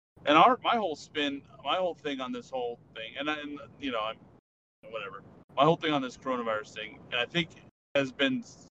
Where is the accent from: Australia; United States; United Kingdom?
United States; Sacramento, California; moved away as an adult; also born or lived in Washington State / Hawaii; I was a Navy recruiter in my hometown area around Sacramento